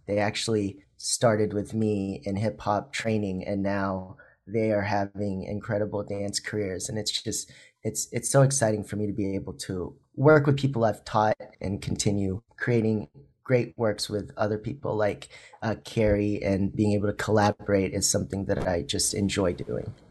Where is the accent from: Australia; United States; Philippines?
Philippines; moved away; I was born in the Philippines